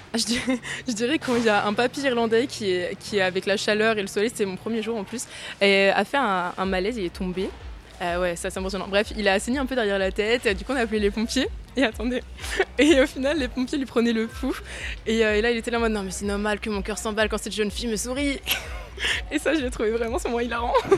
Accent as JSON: {"language": "French", "region": "Brittany", "country": "France", "moved": "as an adult", "lives_now": "Bordeaux, France", "said": "je viens de Bretagne à la base"}